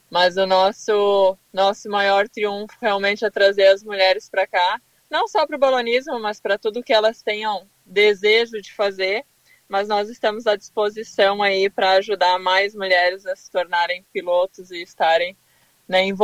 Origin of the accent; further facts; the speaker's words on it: Torres, Rio Grande do Sul, Brazil; Eu sou de Torres, uma cidade no sul do, do Brasil, no Rio Grande do Sul, onde tem um festival de balonismo já há 35 anos. Então eu nasci, cresci vendo os balões, assim, né?